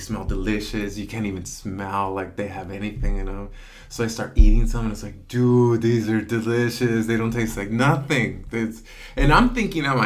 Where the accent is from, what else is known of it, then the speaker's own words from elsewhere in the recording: Selma, California, United States; also born or lived in Dinuba; my hometown of Salma